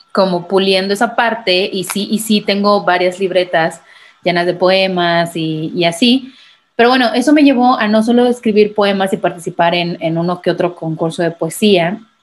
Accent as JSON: {"language": "Spanish", "town": "Manzanillo", "region": "Colima", "country": "Mexico", "said": "yo soy de Colima, Manzanillo, Colima"}